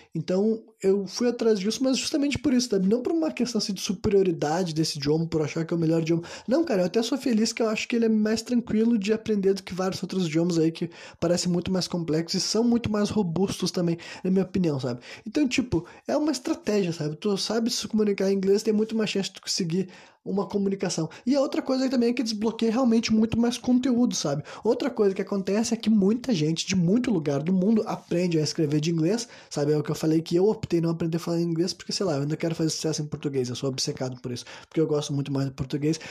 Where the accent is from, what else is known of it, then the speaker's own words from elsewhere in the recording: Brazil; Eu cresci num Brasil Brasil